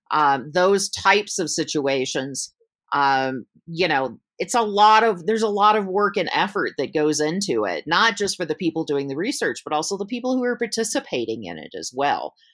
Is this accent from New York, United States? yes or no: no; Georgia, United States; also born or lived in Michigan; I'm I'm from the South. I'm from in the states. I'm from Georgia.